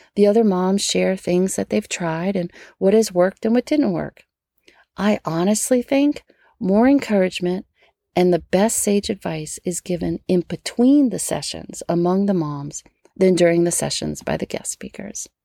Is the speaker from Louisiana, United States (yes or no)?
yes; Metairie, Louisiana, United States; born or raised there